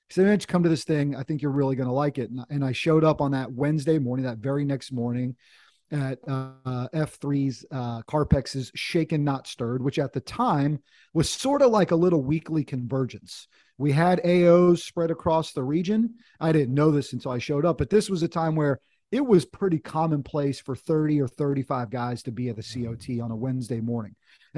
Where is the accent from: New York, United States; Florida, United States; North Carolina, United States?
North Carolina, United States; also born or lived in Washington, D.C.; My dad was in the Air Force when we were kids, but sort of grew up in North Carolina, went to college down here, and had a chance to kind of come home in a sense.